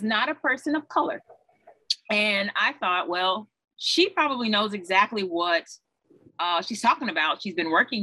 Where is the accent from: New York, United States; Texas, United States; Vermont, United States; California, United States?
Texas, United States; Houston; I am originally from Houston, Texas, and born and raised, attended high school in Houston, Texas